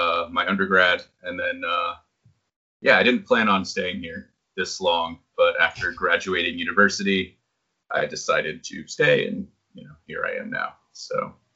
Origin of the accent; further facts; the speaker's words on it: New Hampshire, United States; moved away as an adult; also born or lived in Boston; now in Japan; I was born and raised in New Hampshire. I spent about 5 years living in Boston. And then after that, I moved to Japan back in 2012.